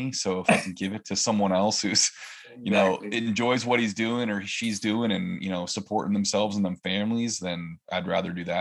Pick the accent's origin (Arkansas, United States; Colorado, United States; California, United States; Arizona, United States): California, United States; now in Oregon, United States; I grew up in California. I lived in five or six different areas from southern to northern.